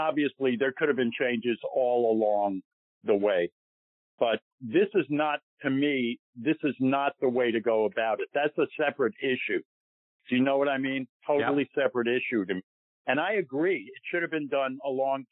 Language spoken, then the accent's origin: English; New York, United States; I feel I'm a New Yorker